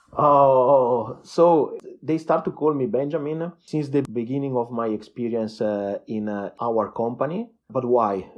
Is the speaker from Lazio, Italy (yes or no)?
no; Lumezzane, Lombardy, Italy; English is a second language; I was born in a small town, uh, between Milano and Verona. It's called, uh, uh, Lumezzane, twenty K citizens